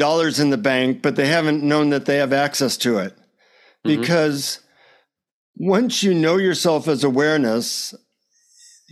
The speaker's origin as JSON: {"language": "English", "country": "United States", "said": "from the United States"}